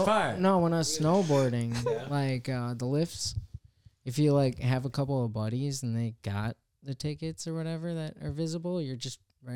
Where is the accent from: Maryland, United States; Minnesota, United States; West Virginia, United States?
Minnesota, United States; Iron Range; I grew up on the Iron Range up there